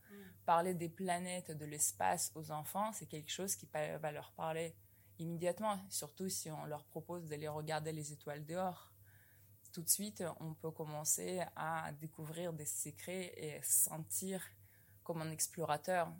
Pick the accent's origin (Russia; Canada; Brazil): Russia; Novosibirsk, Novosibirsk Oblast; moved away as an adult; now in France; Je suis venue de Novosibirsk en Russie, puis j'ai intégré l'école polytechnique en 2009